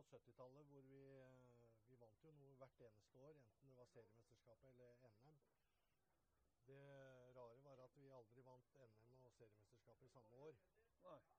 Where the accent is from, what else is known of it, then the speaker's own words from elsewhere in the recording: Holmen, Akershus, Norway; Jeg kommer jo fra Holmen.